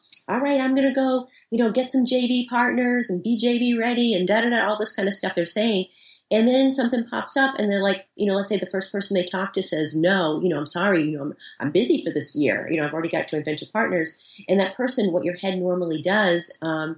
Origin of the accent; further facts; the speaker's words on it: Boston, Massachusetts, United States; I'm from Boston. You know, I talk fast.